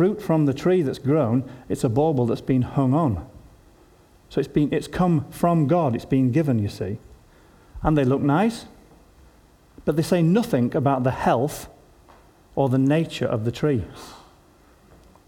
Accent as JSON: {"language": "English", "region": "Yorkshire and the Humber", "country": "United Kingdom", "said": "as a Yorkshireman"}